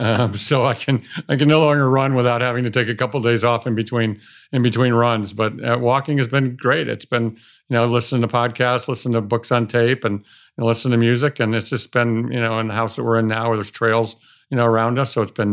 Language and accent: English; Cleveland, Ohio, United States; I mean, I drew a circle around a 300-mile radius of Cleveland thinking that I was going to find a business to buy in that circle, and I found one in Los Angeles